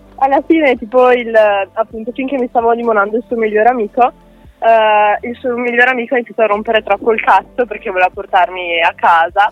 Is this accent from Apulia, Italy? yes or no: no; Veneto, Italy; now in Ferrara, Italy; adesso sono a Ferrara, però io sono veneta